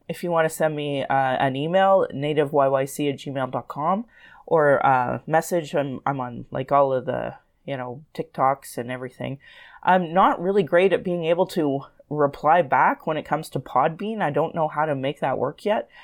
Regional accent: Sylvan Lake, Alberta, Canada; moved away as an adult; now in Calgary, Canada; growing up in Sloan Lake, there was, like, two thousand people

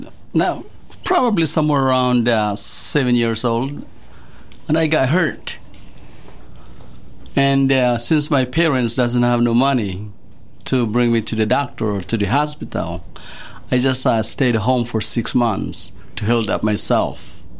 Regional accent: Philippines; moved away as an adult; also born or lived in Iowa; now in United States; I grew up in the Philippines. I came over in the U.S. and when I was 20s.

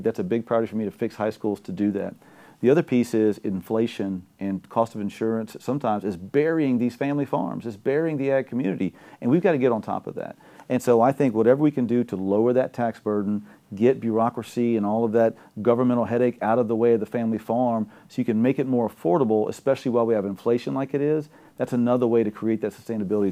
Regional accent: Gonzales, Louisiana, United States; I'm from Gonzales, Louisiana, Ascension Parish.

